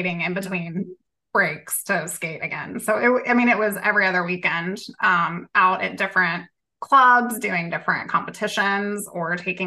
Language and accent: English; Southern Virginia, United States; I'm from Southern Virginia